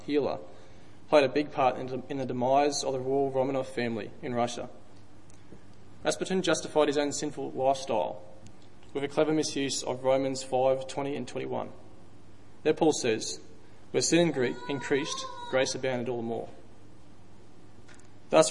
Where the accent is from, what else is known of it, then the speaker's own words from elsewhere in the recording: Dalby, Queensland, Australia; I grew up in Dalby, which is probably 3 hours drive west, country town